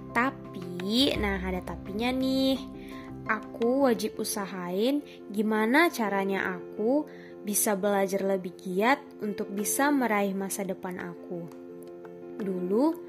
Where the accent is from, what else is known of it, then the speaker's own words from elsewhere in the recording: Pekanbaru, Riau, Indonesia; moved away as an adult; now in Lampung, Indonesia; asal aku dari Pekanbaru, Riau. Jadi ceritanya aku merantau nih guys di Lampung.